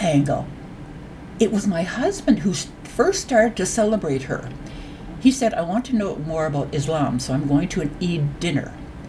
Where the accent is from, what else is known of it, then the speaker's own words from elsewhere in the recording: Canada; as a Canadian and as a person with a voice, this is the group I would like to be advocating for.